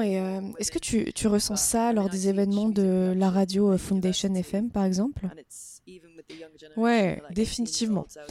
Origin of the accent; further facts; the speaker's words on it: France; je suis française